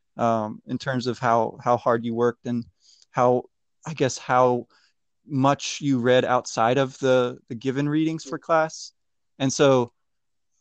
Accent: Maryland, United States; moved away as an adult; also born or lived in Boston / Uruguay; I'm from Maryland

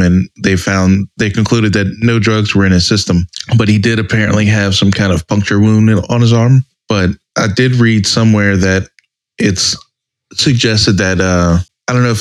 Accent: South Louisiana, United States; also born or lived in New Mexico; we grew up in South Louisiana

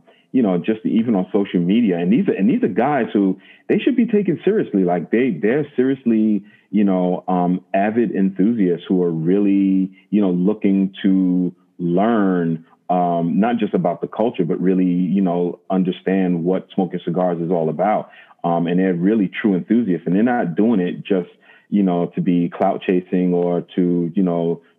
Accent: United States; I'm American

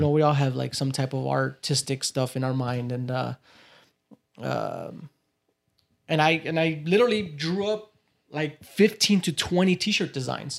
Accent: Cicero, Illinois, United States; also born or lived in Little Village, Chicago; now in Oak Park, United States; I grew up in the, uh, Chicagoland area in this little place called Little Village.

